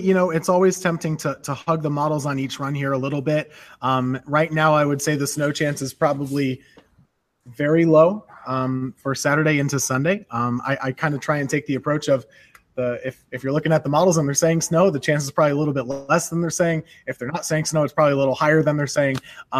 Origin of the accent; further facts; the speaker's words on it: Redfield, New York, United States; now in Greensboro, United States; this is like a pride of place thing for my hometown.